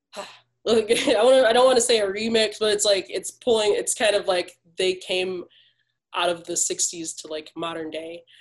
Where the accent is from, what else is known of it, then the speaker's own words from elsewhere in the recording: Detroit, Michigan, United States; growing up in Detroit